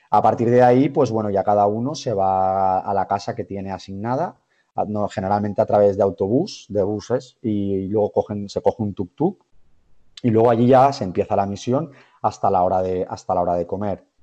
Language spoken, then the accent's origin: Spanish; Gandia, Valencian Community, Spain; now in Valencia, Spain; soy de Gandía, realmente soy de Gandía. Vivo, vivo ahora en eh, Valencia por eh, cuestiones laborales